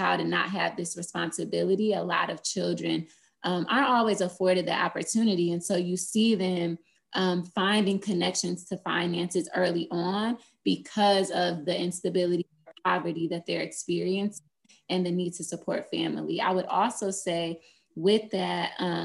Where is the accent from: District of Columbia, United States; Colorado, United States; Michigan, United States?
Michigan, United States; Flint; moved away as an adult; also born or lived in Boston, Massachusetts; now in Atlanta, United States; I'm originally from Flint, Michigan, but I went to Spelman College for undergrad here in Atlanta, Georgia